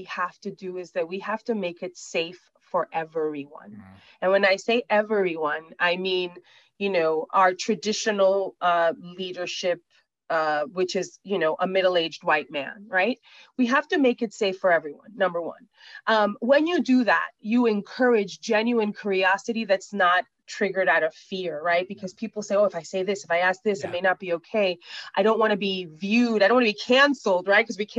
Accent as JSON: {"language": "English", "town": "New York City", "region": "New York", "country": "United States", "said": "I'm from Brooklyn"}